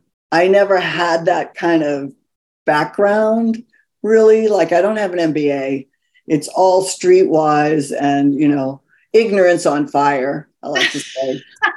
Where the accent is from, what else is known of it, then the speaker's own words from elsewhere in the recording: California, United States; also born or lived in New York; now in Los Angeles, United States; I went to the other coast. I'm actually originally from California.